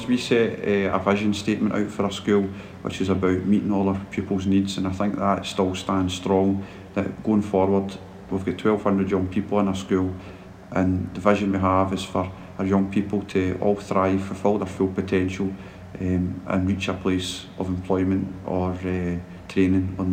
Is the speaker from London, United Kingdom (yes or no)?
no; Dorai, Scotland, United Kingdom; where I grew up in Dorai